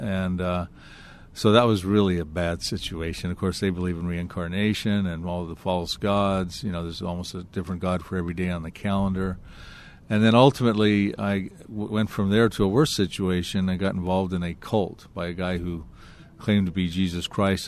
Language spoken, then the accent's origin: English; Anaheim, California, United States; also born or lived in Long Beach, California / Hawaii / Big Bear Lake, California; I was born in Long Beach, California, and I lived in Anaheim, California